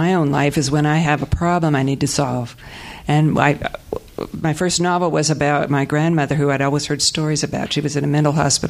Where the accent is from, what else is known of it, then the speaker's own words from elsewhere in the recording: Las Vegas, Nevada, United States; growing up Mormon in Las Vegas and wanting to be a showgirl.